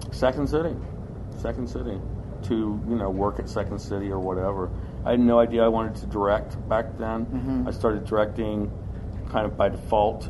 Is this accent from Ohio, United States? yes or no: yes; Ohio, United States; also born or lived in Hazard, Kentucky; I grew up in Ohio, but I was born in Hazard okay. and uh, spent a lot of my time going back to Hazard.